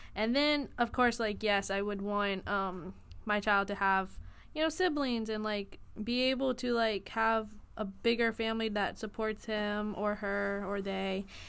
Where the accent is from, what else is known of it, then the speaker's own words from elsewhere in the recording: Houston, Texas, United States; moved away; I am originally from Houston, Texas